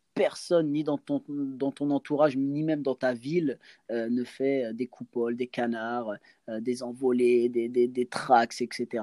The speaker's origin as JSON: {"language": "French", "town": "Angers", "region": "Pays de la Loire", "country": "France", "said": "chez moi à Angers"}